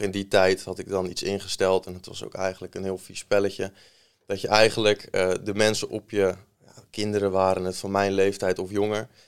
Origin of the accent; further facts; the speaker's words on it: Maasland, South Holland, Netherlands; also born or lived in Rotterdam / Delft; geboren in Rotterdam. verder opgegroeid in Maasland, klein dorpje in Zuid-Holland, in de buurt van Rotterdam